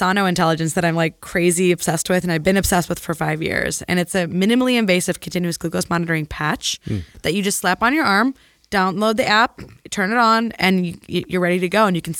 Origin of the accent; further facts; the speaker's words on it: Peoria, Illinois, United States; also born or lived in San Francisco Bay Area; now in San Francisco, United States; From Illinois, Peoria, Illinois.